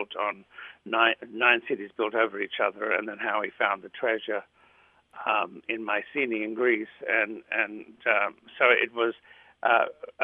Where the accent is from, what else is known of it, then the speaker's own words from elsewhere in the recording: Australia; first language Greek; English is a second language; now in United States; I was born in Australia, and then I came to America, but I still speak my first language, which was Greek